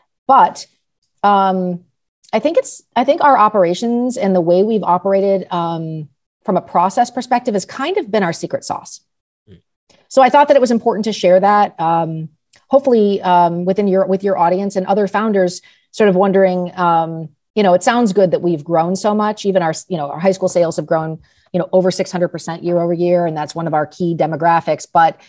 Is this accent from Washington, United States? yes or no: no; Los Angeles, California, United States; I grew up in Los Angeles, went to a small private high school in high school in the late 80s.